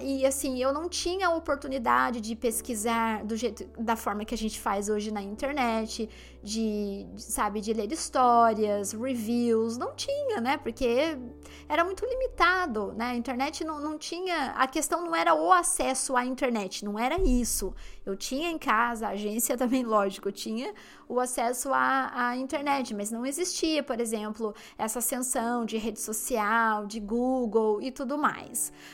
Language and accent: Portuguese; Limeira, São Paulo, Brazil; moved away as an adult; now in London, United Kingdom; na minha cidade onde eu nasci, no interior de São Paulo, Limeira